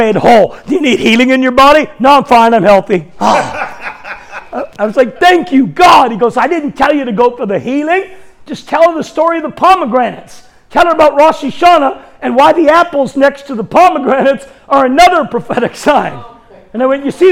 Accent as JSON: {"language": "English", "country": "Canada", "said": "I'm Canadian."}